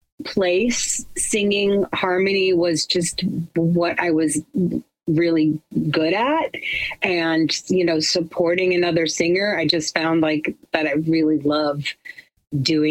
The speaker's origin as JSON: {"language": "English", "town": "Chicago", "region": "Illinois", "country": "United States", "said": "I'm from Chicago"}